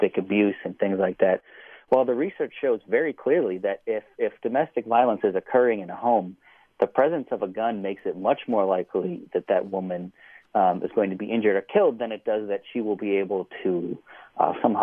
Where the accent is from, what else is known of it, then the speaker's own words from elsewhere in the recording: Buffalo, New York, United States; I'm from Buffalo, New York